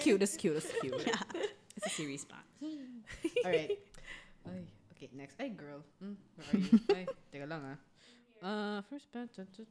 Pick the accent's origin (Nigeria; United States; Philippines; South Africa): Philippines; Makati, Metro Manila; I am from Makati. City girl!